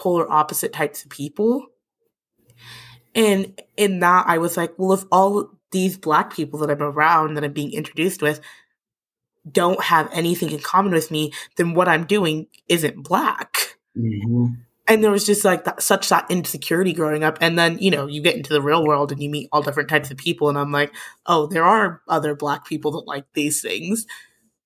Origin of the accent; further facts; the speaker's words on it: St. Paul, Minnesota, United States; now in Lincoln, United States; I'm from St. Paul, Minnesota